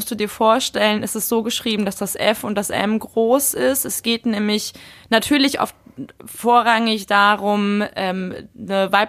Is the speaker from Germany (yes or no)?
yes; Munich, Bavaria, Germany; ich bin ja äh, gebürtige Münchnerin und dadurch natürlich auch mit der Nähe zu den Bergen aufgewachsen.